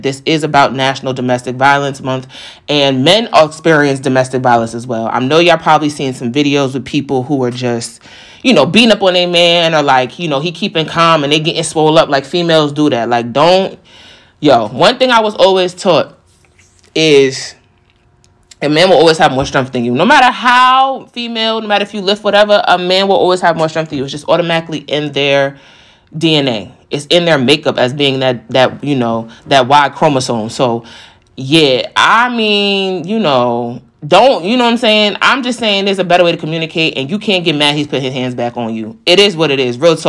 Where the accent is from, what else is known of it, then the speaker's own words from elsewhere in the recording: New York, United States; I'm a New Yorker too